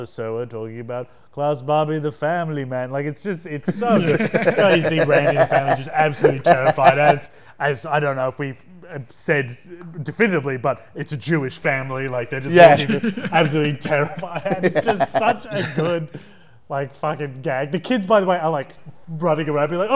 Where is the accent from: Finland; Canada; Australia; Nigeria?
Australia; as an Australian